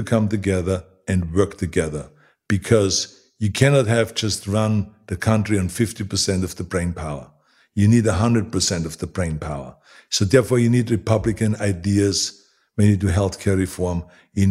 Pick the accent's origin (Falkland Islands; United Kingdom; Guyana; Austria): Austria; moved away as an adult; now in Los Angeles, United States; I grew up in Austria